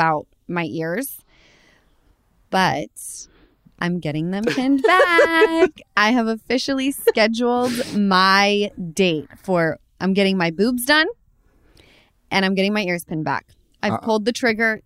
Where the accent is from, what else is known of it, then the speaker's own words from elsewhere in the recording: Utah, United States; we're from Utah.